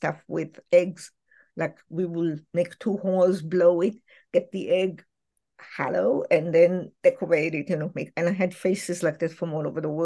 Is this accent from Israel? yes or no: yes; Israel; moved away; I grew up in Israel